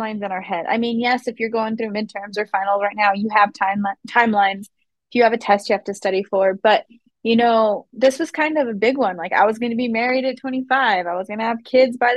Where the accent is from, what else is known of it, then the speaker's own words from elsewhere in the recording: Las Vegas, New Mexico, United States; moved away as an adult; now in Albuquerque, United States; I moved to Albuquerque 15 years ago. I came here for college. I'm from Las Vegas, New Mexico